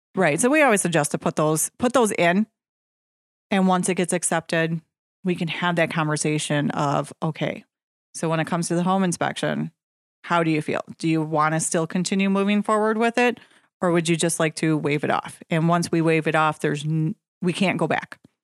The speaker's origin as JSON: {"language": "English", "town": "Nekoosa", "region": "Wisconsin", "country": "United States", "tie": "born or raised there", "said": "Grew up in Nacusa"}